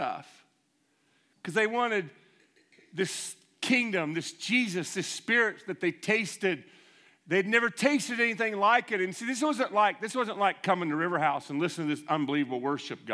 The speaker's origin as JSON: {"language": "English", "country": "United States", "said": "I'm American"}